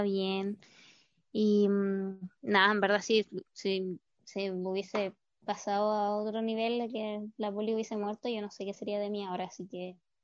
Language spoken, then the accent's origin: Spanish; Pitrufquén, Araucanía, Chile; now in Santiago, Chile; yo en el verano me voy a Pitrufquén, a mi pueblo